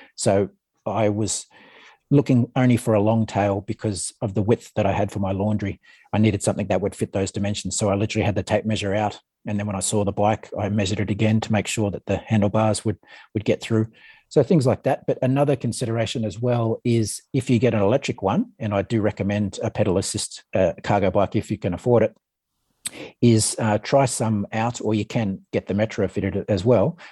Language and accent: English; Ballina, New South Wales, Australia; now in Canberra, Australia; I grew up in Ballina in northern New South Wales